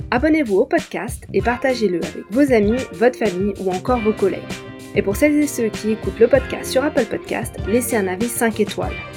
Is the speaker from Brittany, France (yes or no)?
no; Montpellier, Occitania, France; Je suis originaire de Montpellier